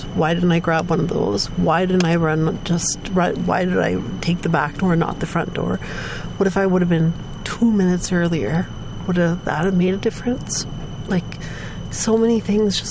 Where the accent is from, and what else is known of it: Dryden, Ontario, Canada; born or raised there; also born or lived in Vancouver